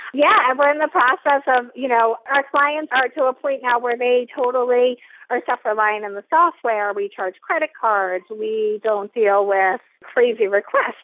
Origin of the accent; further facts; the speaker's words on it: New Jersey, United States; also born or lived in Atlanta, Georgia; I'm from this area. I'm from South Jersey